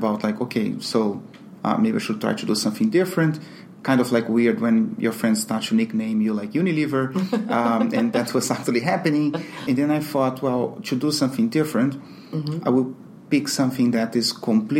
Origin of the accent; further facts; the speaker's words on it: Brazil; also born or lived in London, United Kingdom; now in Miami, United States; I'm Brazilian